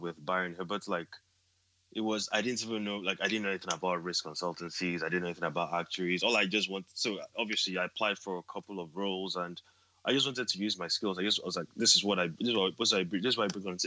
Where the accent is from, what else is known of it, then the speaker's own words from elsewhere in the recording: Nigeria; moved away as an adult; also born or lived in Edinburgh, United Kingdom; now in United Kingdom; being a Nigerian, you know, being kind of an immigrant as well